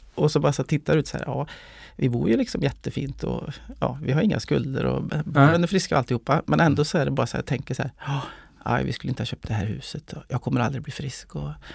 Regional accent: Molkom, Värmland, Sweden; also born or lived in Stockholm; uppväxt i, i Värmland, eh, i skogen, eh, utanför Molkom

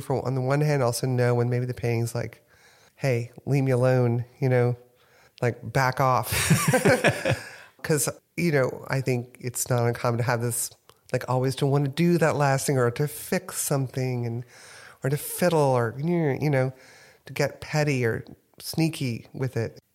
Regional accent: New Orleans, Louisiana, United States; also born or lived in Houston, Texas; now in New York, United States; I grew up in New Orleans

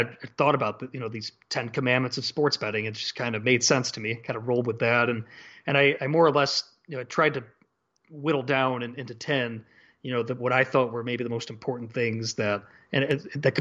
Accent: Chicago, Illinois, United States; moved away; that young kid growing up in Chicago

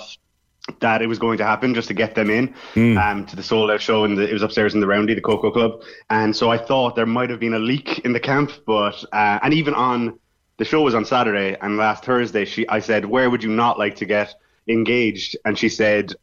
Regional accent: Cork, Munster, Ireland; I'm from Cork, but I've been up and down to Dublin.

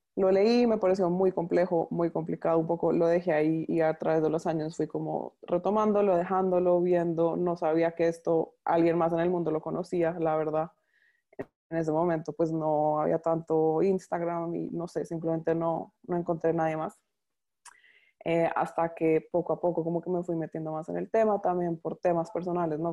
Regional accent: Colombia; moved away as an adult; now in Panama; Soy colombiana, pero vivo en Panamá hace ya seis años

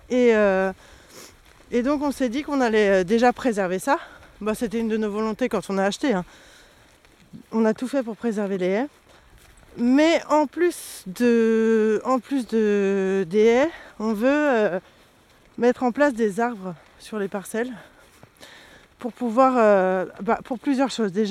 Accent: Noisiel, Île-de-France, France; J'ai 34 ans. Euh, je suis originaire de Seine-et-Marne. J'ai grandi en banlieue parisienne euh, à Noisiel.

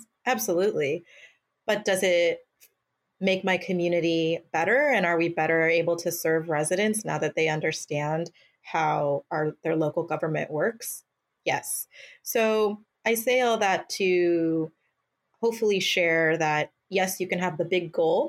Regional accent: Mountain View, California, United States; my hometown, a community that invested in me

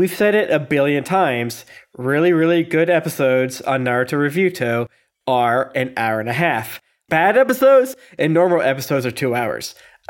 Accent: South Korea; I'm from Korea, which has been invaded, by the way, so maybe.

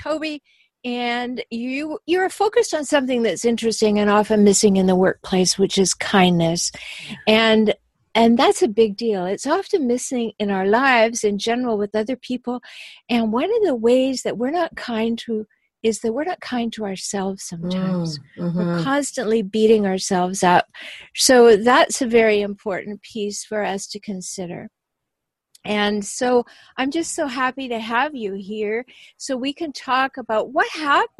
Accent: Canada; now in San Diego, United States; I'm Canadian and I live in San Diego

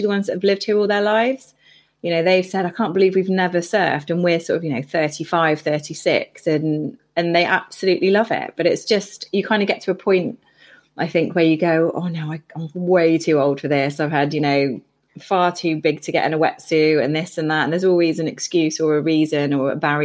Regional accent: Bristol, South West England, United Kingdom; moved away as an adult; also born or lived in Cornwall; I grew up in Bristol

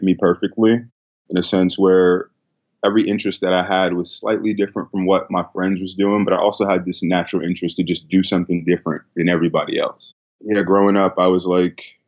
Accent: New York City, New York, United States; I was born and raised in the Bronx

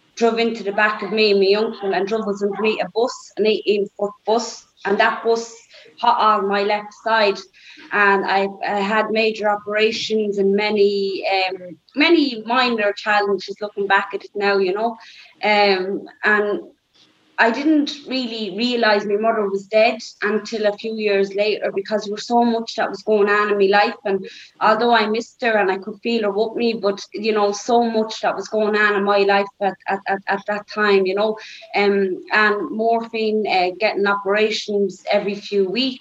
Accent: Dublin, Leinster, Ireland; Growing up in Labrie, nobody was ever short of bread or milk.

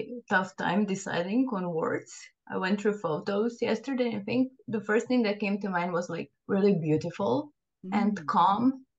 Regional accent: Slovenia; from Slovenia.

